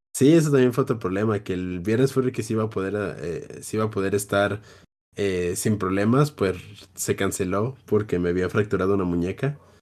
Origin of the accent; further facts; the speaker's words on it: Jalisco, Mexico; yo soy de Jalisco